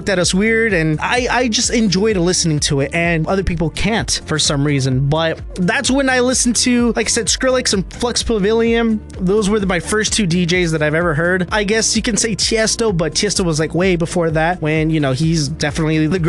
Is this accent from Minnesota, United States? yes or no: no; Arlington, Texas, United States; also born or lived in Fort Worth, Texas; I was born in Fort Worth, raised in Arlington, and I work in Dallas.